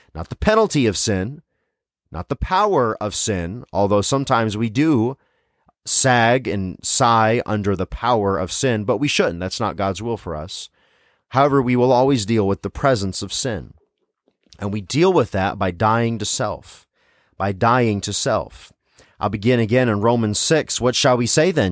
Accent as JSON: {"language": "English", "region": "Tennessee", "country": "United States", "tie": "born or raised there", "said": "I wasn't born in the South, but I was raised in Tennessee"}